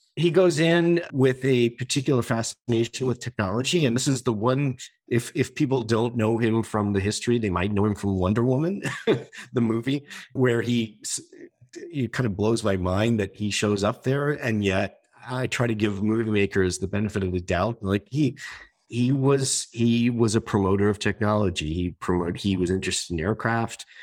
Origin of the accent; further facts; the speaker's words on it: United States; as an American